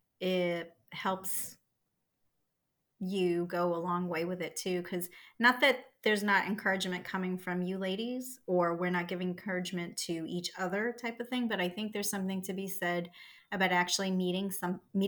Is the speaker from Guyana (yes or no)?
no; Scotland, United Kingdom; I'm Scottish